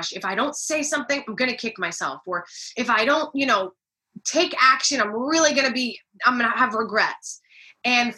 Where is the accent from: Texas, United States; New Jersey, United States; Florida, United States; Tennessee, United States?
New Jersey, United States; also born or lived in California / Midtown Manhattan, New York; I'm really from New Jersey.